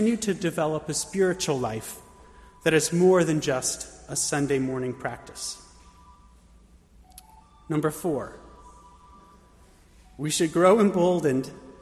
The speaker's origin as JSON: {"language": "English", "town": "Bethlehem", "region": "Pennsylvania", "country": "United States", "tie": "born or raised there", "moved": "yes", "lives_now": "Pittsburgh, United States", "said": "my hometown in Bethlehem, Pennsylvania"}